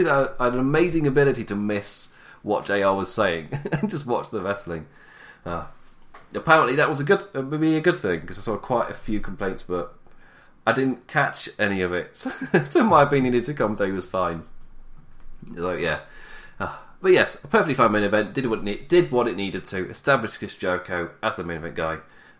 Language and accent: English; England, United Kingdom; I'm English